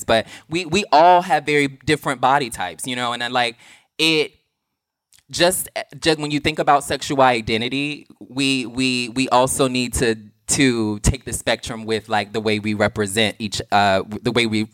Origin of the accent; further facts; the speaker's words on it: the South, United States; I'm from the South